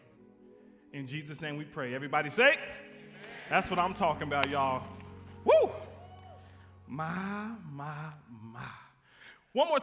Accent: Midland, Texas, United States; moved away as an adult; now in DeSoto, Texas, United States; I am from West Texas, Midland, Odessa

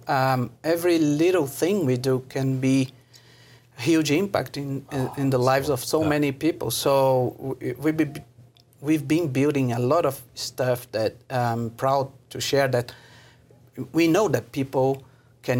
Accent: Brazil; moved away as an adult; now in Mexico; I'm a Brazilian, so I did engineering, production engineering, factory engineer.

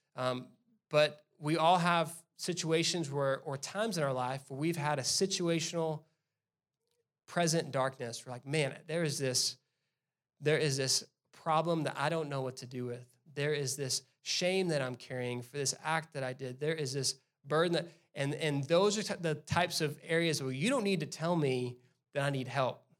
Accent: Mesquite, Texas, United States; also born or lived in South Carolina; Mesquite is my hometown

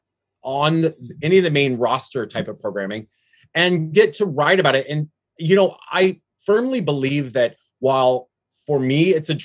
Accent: Florida, United States; moved away as an adult; now in San Francisco, United States; my hometown area in Florida

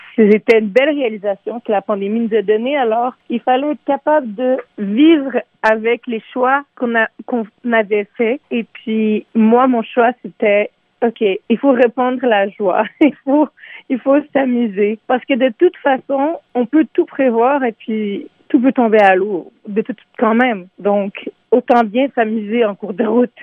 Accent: Montreal, Quebec, Canada; Je suis née à Montréal. J'ai grandi dans le Myland en franglais, donc euh, à moitié en français, à moitié en anglais

